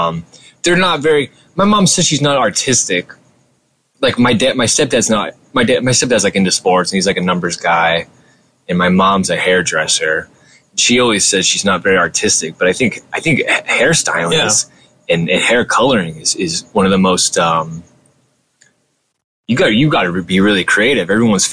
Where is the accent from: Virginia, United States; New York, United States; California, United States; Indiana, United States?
California, United States; Whittier; also born or lived in Orange County, California / Bay Area, California; I was born in Whittier. Whittier. And lived there for most of my preteen years. And then I moved to Orange County in middle school. And I was there until the end of high school. So 50-50, I'd say.